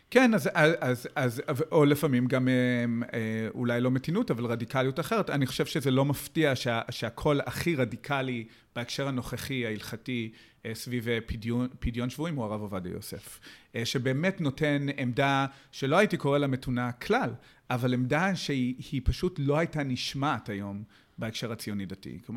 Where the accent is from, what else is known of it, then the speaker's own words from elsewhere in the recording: United States; now in Israel; אז כידוע לך, גם אני, גם אני בא מאמריקה